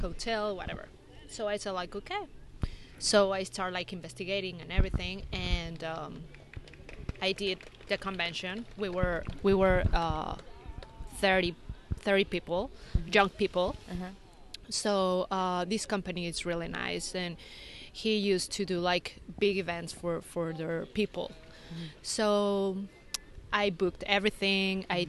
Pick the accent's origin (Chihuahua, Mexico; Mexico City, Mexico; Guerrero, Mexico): Mexico City, Mexico; moved away as an adult; now in La Paz, Mexico; I'm from Mexico City